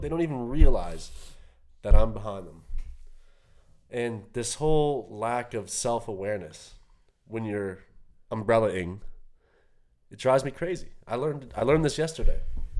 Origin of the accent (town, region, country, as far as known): Fairview, Canada; now in Vancouver, Canada